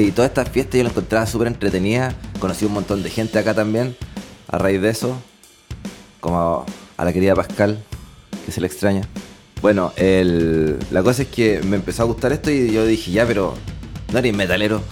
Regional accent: Concepción, Biobío, Chile; also born or lived in Santiago; los dos somos penquistas, pero los dos trabajábamos en Santiago en ese momento

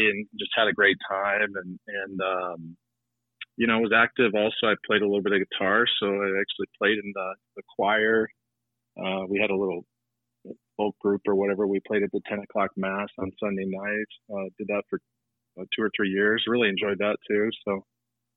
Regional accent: Effingham, Illinois, United States; it all goes back to Effingham, Illinois, and growing up there

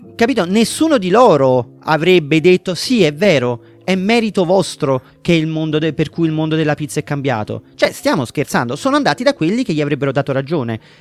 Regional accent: Naples, Campania, Italy; in quanto napoletano

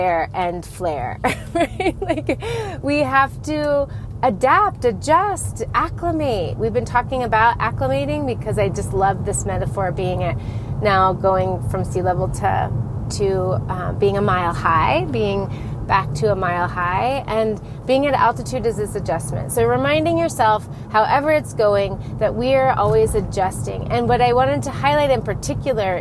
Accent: Colorado, United States; moved away; We are from Colorado, but we're in a new city to be closer to family.

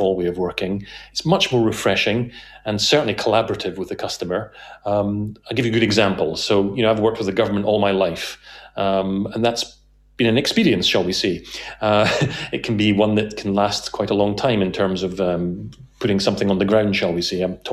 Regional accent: Scotland, United Kingdom; being Scottish

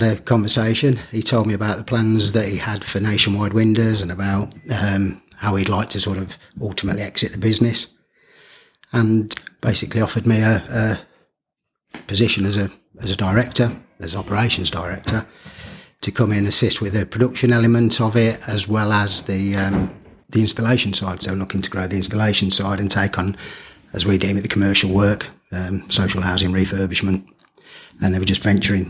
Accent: Rugby, West Midlands, United Kingdom; I'd always worked outside of rugby. You know, previous lives was in sort of Coventry or in Leicestershire or Hinckley. And so working in my hometown

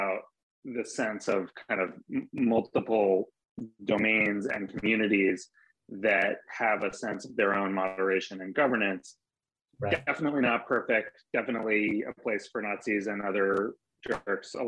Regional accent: Maine, United States; I grew up in Maine

